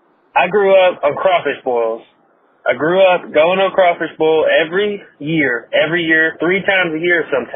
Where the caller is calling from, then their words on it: Covington, Louisiana, United States; calling to you from Covington, Louisiana, man.